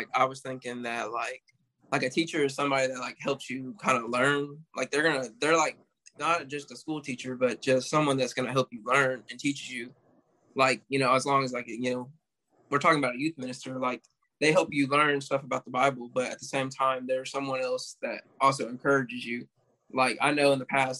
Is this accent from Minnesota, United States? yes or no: no; Olive Branch, Mississippi, United States; I'm from Olive Branch, Mississippi.